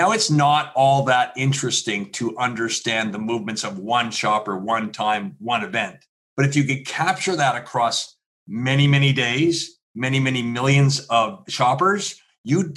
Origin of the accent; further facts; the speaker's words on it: Canada; also born or lived in Philadelphia; I am Canadian